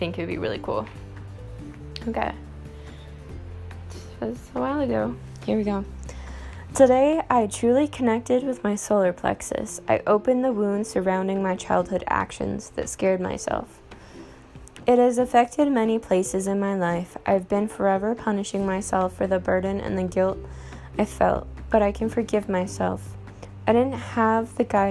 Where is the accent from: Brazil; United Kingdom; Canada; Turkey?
Canada; I'm Canadian, and we have Tim Hortons